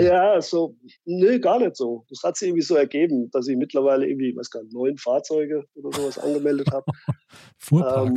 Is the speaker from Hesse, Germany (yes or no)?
yes; Fulda, Hesse, Germany; meine Heimat